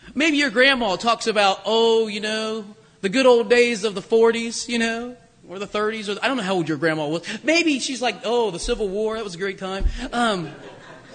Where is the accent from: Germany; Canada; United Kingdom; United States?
United States; Springfield, Ohio; moved away as an adult; also born or lived in Kentucky / Canton, Ohio / Circleville, Ohio; now in Hudson, United States; We, of course, still have many friends and family in Springfield, Ohio, down near Dayton